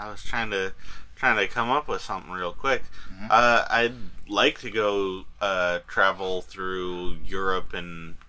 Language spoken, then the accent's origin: English; Colorado, United States; growing up in Colorado